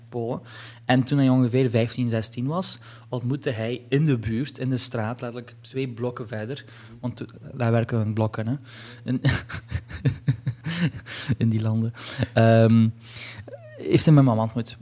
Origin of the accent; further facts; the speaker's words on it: Hasselt, Flanders, Belgium; ik ben geboren in Hasselt